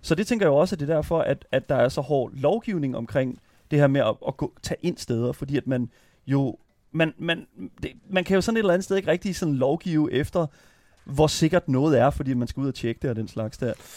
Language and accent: Danish; Horsens, Central Denmark Region, Denmark; jeg er fra Vestbyen i Horsens